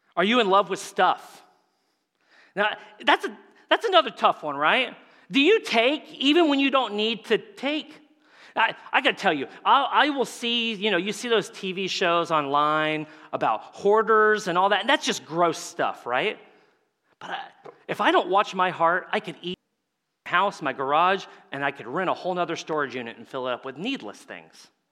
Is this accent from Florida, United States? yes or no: yes; Tampa Bay area, Florida, United States; I'm from the Tampa Bay area, so the Tampa Bay Lightning are my team